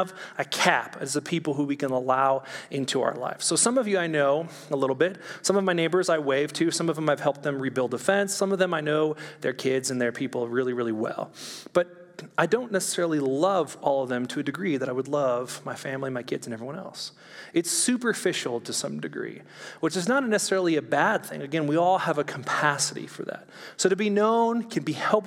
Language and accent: English; California, United States; moved away; also born or lived in Orange County; I'm from California